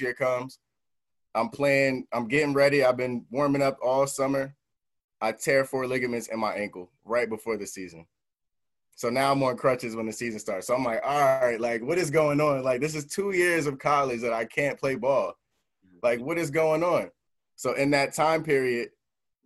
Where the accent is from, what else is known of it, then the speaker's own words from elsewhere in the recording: New Jersey, United States; I'm an artist from New Jersey